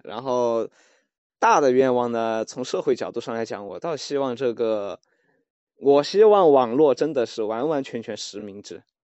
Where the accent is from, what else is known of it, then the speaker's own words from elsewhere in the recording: Chengdu, Sichuan, China; now in Shanghai, China; 我现在在上海，然后我家是成都的嘛